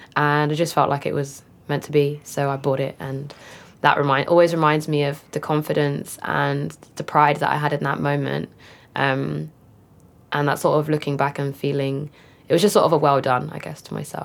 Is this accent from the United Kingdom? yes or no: yes; London, United Kingdom; I grew up in Walthamstow in northeast London